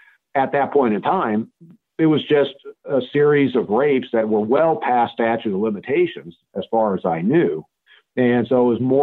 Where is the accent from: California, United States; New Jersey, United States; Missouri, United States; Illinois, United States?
California, United States; Fairfield; growing up, I bounced all over the United States until we settled in the Fairfield-Vacaville area starting in the eighth grade. And then I attended high school in that are